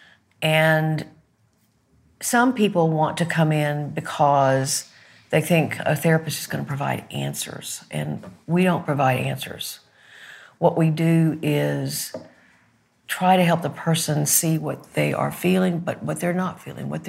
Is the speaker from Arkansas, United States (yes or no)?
yes; Arkansas, United States; I'm from Arkansas.